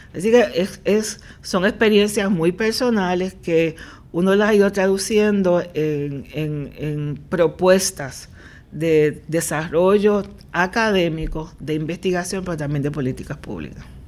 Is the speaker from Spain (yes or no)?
no; Puerto Rico; also born or lived in Nashville, Tennessee, United States / New Haven, Connecticut, United States; ese es el perfil real de nuestra población